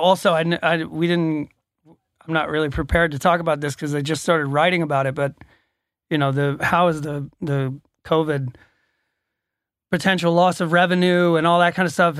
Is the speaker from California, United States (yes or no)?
no; Atlanta, Georgia, United States; I'm from Atlanta, Georgia